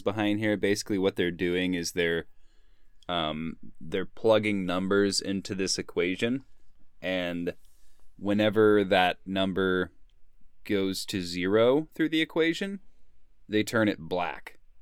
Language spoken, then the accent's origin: English; Sedona, Arizona, United States; growing up in Sonoma, Arizona